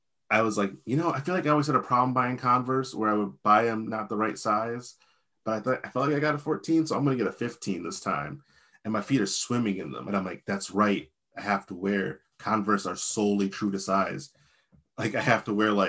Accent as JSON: {"language": "English", "region": "Virginia", "country": "United States", "tie": "born or raised there", "also_born_or_lived": "Midwest", "moved": "yes", "said": "Frel and I are two guys born in Virginia"}